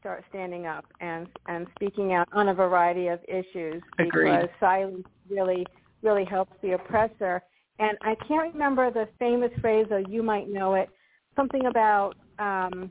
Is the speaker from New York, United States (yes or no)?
yes; New York, United States; moved away as an adult; now in Florida, United States; I grew up in New York, and we have lots of wildlife